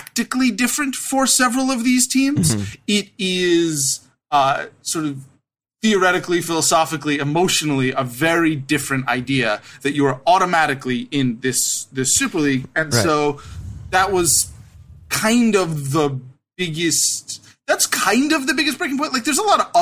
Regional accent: United States; I'm an American and because I grew up with American sports

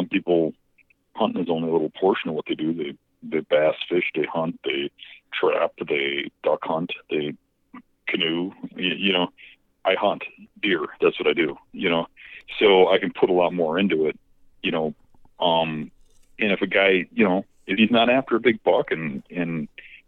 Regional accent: Wisconsin, United States; I grew up in Wisconsin

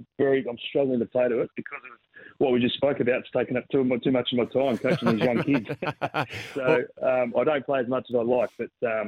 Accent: Adelaide, South Australia, Australia; moved away; Obviously, I'm from Adelaide.

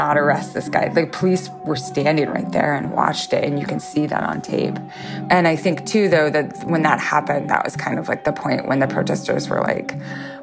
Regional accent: Lewiston, Idaho, United States; my hometown in Lewiston, Idaho

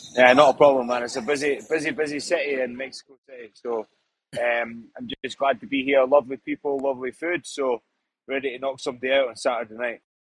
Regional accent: Scotland, United Kingdom; I'm Scottish. I've been brought up like that. It's hostile back home.

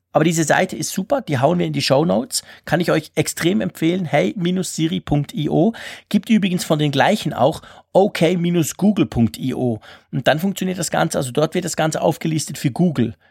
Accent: Switzerland; bei uns in der Schweiz

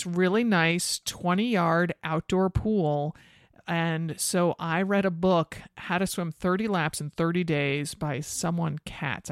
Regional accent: Connecticut, United States; I grew up outside of Manhattan in Connecticut

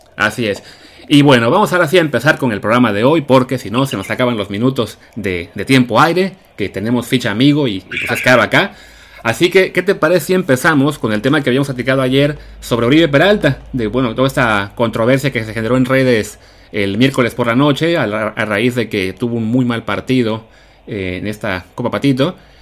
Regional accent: Mexico; como mexicanos

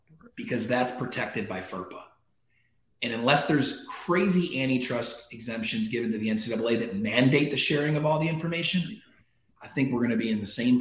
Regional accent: Syracuse, New York, United States; my hometown team, Syracuse

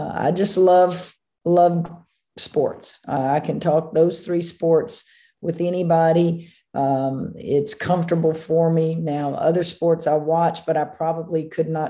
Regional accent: Louisiana, United States; I grew up in Louisiana

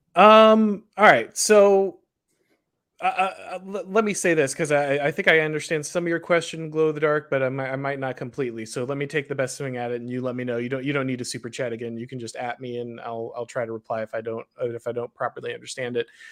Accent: Florida, United States; I'm from Florida

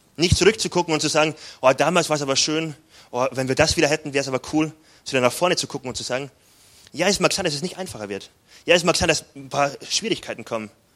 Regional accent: Freilassing, Bavaria, Germany; accent: Bavarian; moved away as an adult; also born or lived in Frankfurt / Gifhorn / Munich; now in Wuppertal, Germany; geboren bin ich in Freilassing bei Salzburg auf der deutschen Seite, also Südbayern, der letzte Punkt von Bayern, Voralpengebiet. Ähm, und davon wurde ich auch ein bisschen geprägt, kommt mein bayerischer Dialekt.

